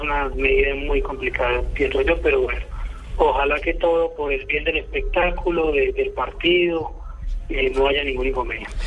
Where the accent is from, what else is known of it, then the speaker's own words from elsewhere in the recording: Colombia; como colombianos